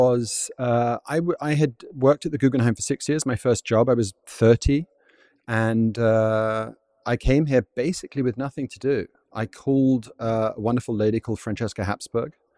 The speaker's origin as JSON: {"language": "English", "region": "London", "country": "United Kingdom", "tie": "born or raised there", "moved": "as an adult", "lives_now": "Vienna, Austria", "said": "I grew up in London"}